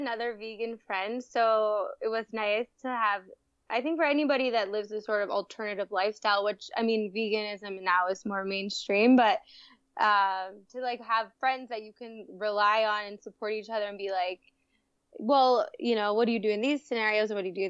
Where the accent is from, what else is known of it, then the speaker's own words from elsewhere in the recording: southern Alberta, Canada; moved away as an adult; now in India; I grew up in a small rural area in southern Alberta in Canada, and believe it or not, my parents are cattle ranchers.